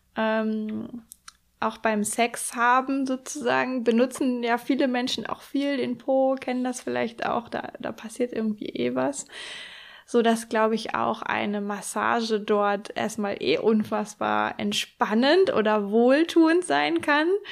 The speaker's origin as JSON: {"language": "German", "area": "Hamburg or the north of Germany", "region": "Northern Germany", "country": "Germany", "tie": "born or raised there", "moved": "yes", "said": "in Hamburg oder zumindest im Norden, ähm, meine alte Heimat"}